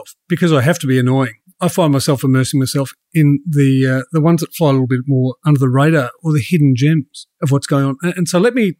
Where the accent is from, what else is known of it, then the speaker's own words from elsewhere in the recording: Australia; I'm Australian